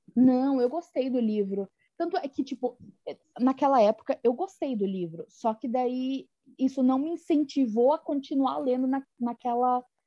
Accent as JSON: {"language": "Portuguese", "region": "interior of Paraná", "country": "Brazil", "accent": "rolled/pulled R (caipira R)", "said": "eu sou do interior do Paraná"}